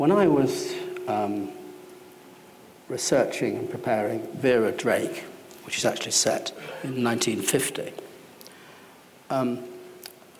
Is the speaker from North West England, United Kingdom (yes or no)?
yes; Salford, North West England, United Kingdom; also born or lived in Welling; I was brought up in Salford.